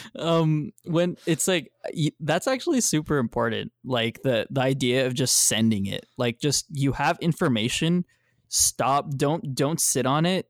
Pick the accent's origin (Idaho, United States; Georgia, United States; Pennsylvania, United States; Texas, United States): Texas, United States; I am from Texas